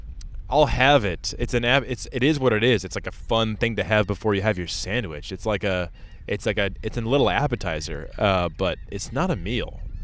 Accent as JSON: {"language": "English", "country": "United States", "said": "One more privilege that we have as white American people is you speak English great"}